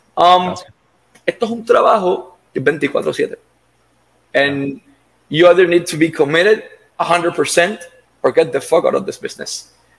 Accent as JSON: {"language": "Spanish", "country": "Puerto Rico", "tie": "born or raised there", "said": "Yo me crié en el Tuque"}